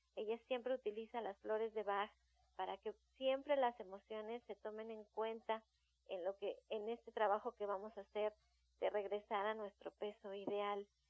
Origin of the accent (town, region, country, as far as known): Mexico